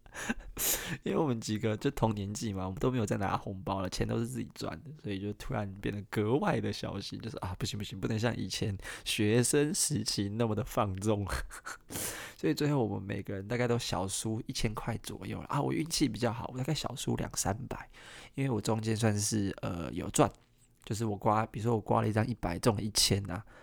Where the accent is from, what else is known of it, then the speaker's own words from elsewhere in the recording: Kaohsiung, Taiwan; 我是高雄人